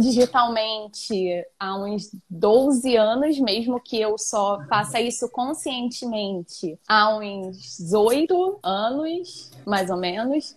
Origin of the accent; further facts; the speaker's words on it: Brazil; eu cresci aqui em Santa Cruz mesmo